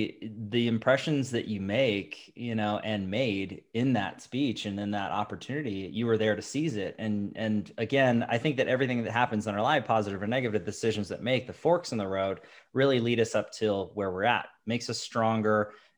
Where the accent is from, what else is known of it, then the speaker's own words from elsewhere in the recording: Issaquah, Washington, United States; also born or lived in Lake Stevens, Washington; I grew up in Lake Stevens and Issaquah.